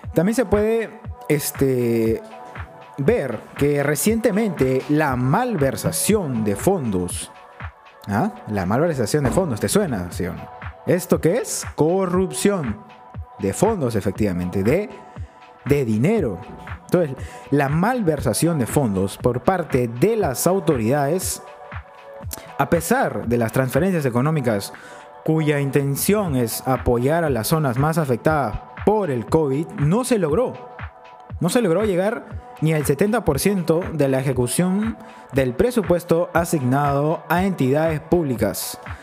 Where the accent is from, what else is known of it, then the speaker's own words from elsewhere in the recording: Peru; como ciudadanos peruanos